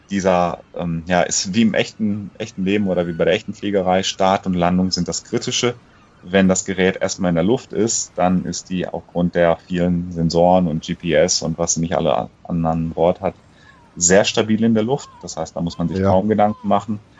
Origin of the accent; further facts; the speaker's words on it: Croatia; born there; Bin ja gebürtiger Kroate, dann meine Eltern nochmal besucht